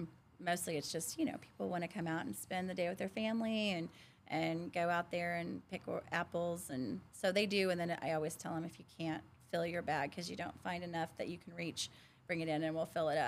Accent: Centralia, Illinois, United States; also born or lived in Florida; I grew up in Centralia and I knew the orchard

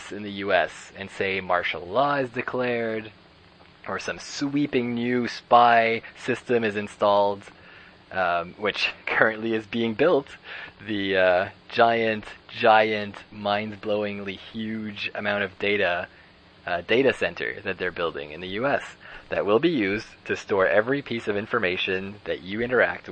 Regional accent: Canada; as a Canadian

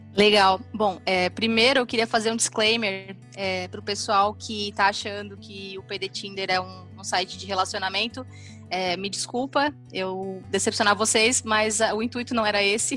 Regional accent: Três Passos, Rio Grande do Sul, Brazil; moved away as an adult; also born or lived in Santa Maria, Brazil; now in Florianópolis, Brazil; eu sou gaúcha, de, eu nasci em Santa Maria, mas me criei em Três Passos, que é uma cidade do noroeste do Rio Grande do Sul

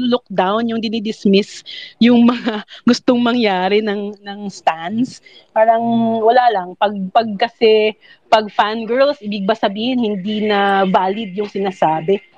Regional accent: Visayas, Philippines; Tagalog is a second language; Bisaya kasi ako narubusan na ako ng Tagalog.

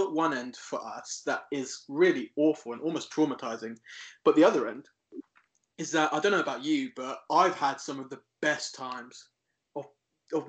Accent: Isle of Wight, South East England, United Kingdom; moved away as an adult; also born or lived in Cornwall; growing up in the Isle of Wight, it's a lovely place

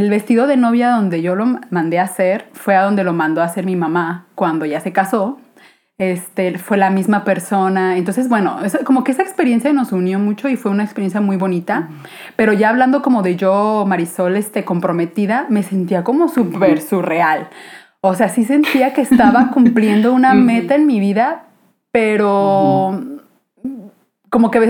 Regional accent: Guadalajara, Jalisco, Mexico; soy aquí de Guadalajara

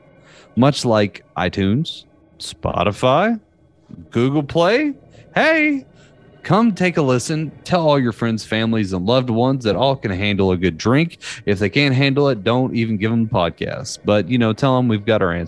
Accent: the South, United States; accent: southern; I've been living in my hometown. My southern accent is cutting through pretty hard

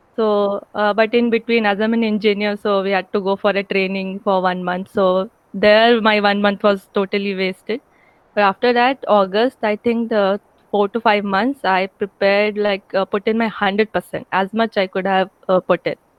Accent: Ramgarh, Jharkhand, India; moved away as an adult; also born or lived in Dhanbad / Indore; I am from Ramgarh, which is a very small town in Jharkhand near, nearby Ranchi

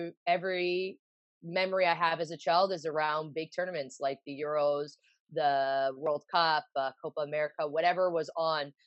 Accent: Vaughan, Ontario, Canada; also born or lived in Toronto; I grew up in Toronto until I was like three and a half, and we moved to Vaughan, so just outside the GTA, so about 40 minutes north of Toronto.

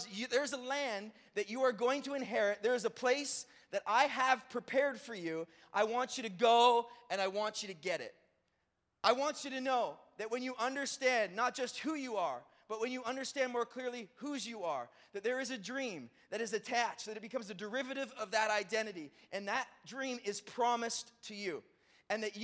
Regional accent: Brockville, Ontario, Canada; I grew up in Brockville, Ontario.

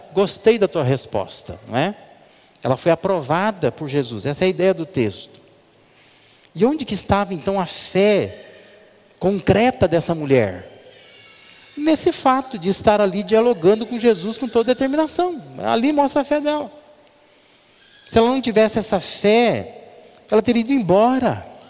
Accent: Brazil; Nossa cultura brasileira

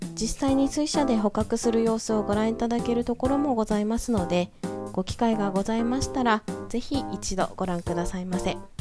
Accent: Hokkaido, Japan; born or raised there

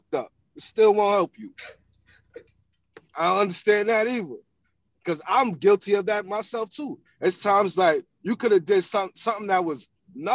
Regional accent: New York City, New York, United States; I grew up in Farragut Projects

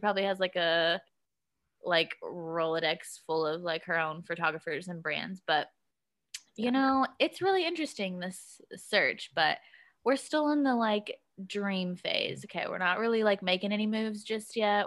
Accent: Kentucky, United States; moved away; I'm from Kentucky.

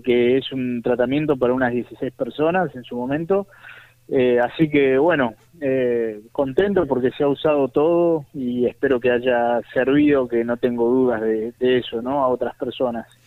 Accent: Buenos Aires, Argentina; also born or lived in Catamarca, Argentina; me nací en Catamarca, pero me crié en Buenos Aires

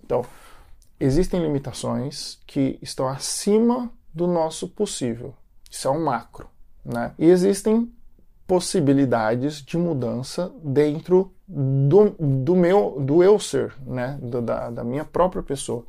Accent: Brazil; moved away as an adult; now in United States; eu nasci no Brasil

